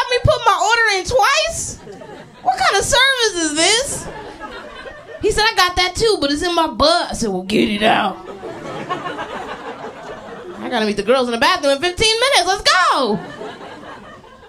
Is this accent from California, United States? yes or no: no; Philadelphia, Pennsylvania, United States; moved away as an adult; now in New York, United States; I've been in New York a couple years, but I'm from Philly originally